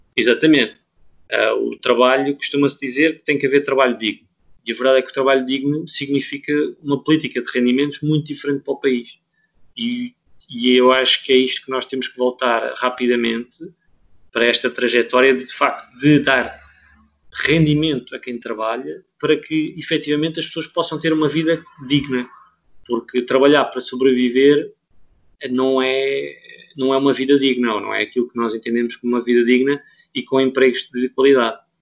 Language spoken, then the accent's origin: Portuguese; Portugal; eu era português